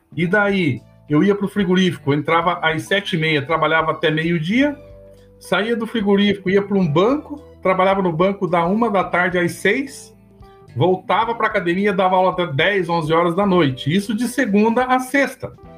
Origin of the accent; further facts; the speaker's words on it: Cornélio Procópio, Paraná, Brazil; moved away as an adult; now in Palmeira, Brazil; eu sou natural de Cornélio Procópio, no norte do Paraná